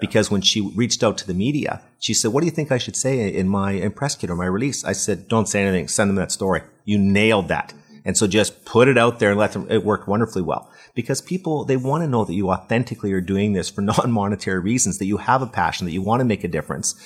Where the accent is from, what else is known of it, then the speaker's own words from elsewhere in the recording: Waterloo, Ontario, Canada; I'm from Waterloo, which is, you know, the Silicon Valley of Canada